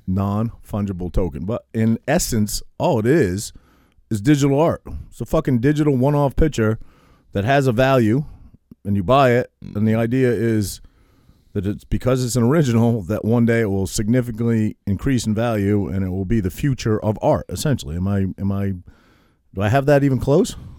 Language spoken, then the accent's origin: English; Maine, United States; I grew up in Maine